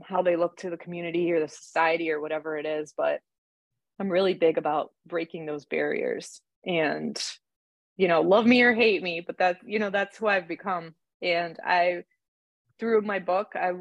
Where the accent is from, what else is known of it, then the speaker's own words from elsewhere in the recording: New York, United States; moved away; also born or lived in Austria / Dearborn, Michigan; growing up in New York